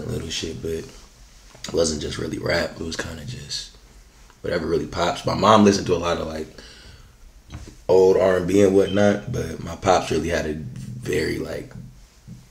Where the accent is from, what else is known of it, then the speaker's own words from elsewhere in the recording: Fontana, California, United States; From Fontana, California, 909